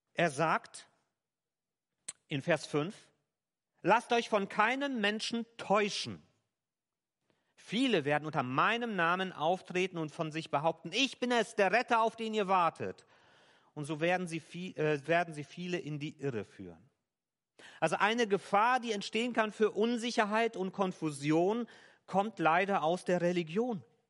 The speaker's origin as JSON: {"language": "German", "country": "Germany", "said": "hier bei uns in Deutschland"}